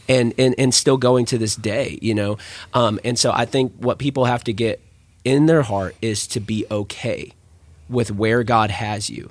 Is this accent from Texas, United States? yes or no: yes; San Angelo, Texas, United States; I'm from San Angelo, Texas